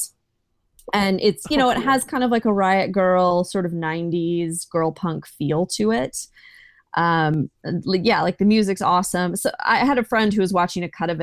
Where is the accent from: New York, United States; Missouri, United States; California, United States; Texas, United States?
Texas, United States; I live in Texas. I'm from Texas, from the Bible Belt